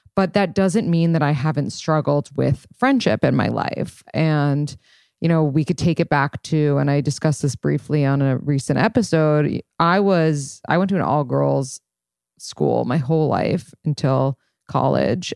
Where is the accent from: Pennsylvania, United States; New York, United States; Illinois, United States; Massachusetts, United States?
New York, United States; New York City; I'm from New York City and I moved back to New York City.